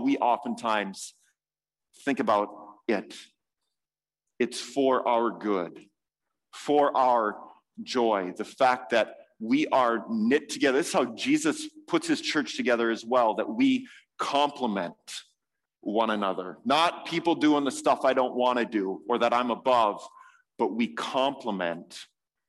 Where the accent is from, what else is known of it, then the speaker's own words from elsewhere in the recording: United States; as an American